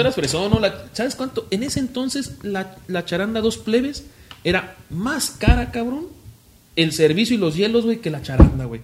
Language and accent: Spanish; Zamora, Michoacán, Mexico; soy zamorano